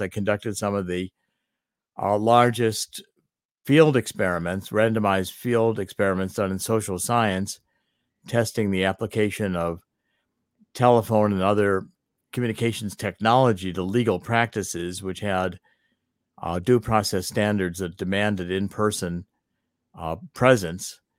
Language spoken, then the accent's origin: English; East Cleveland, Ohio, United States; I was born and raised in East Cleveland, Ohio